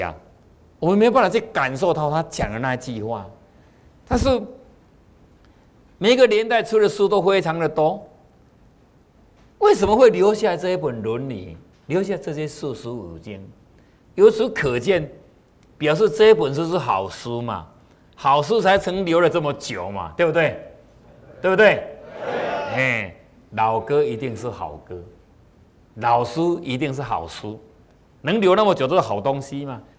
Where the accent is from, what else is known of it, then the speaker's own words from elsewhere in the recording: China; 我们中国人是讲气呀，血气血气哈。当然，美国人他是不讲气的，他们是讲血液循环，我们是讲气。